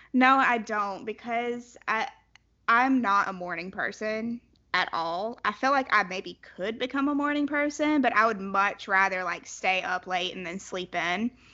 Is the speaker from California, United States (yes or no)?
no; South Carolina, United States; I'm from South Carolina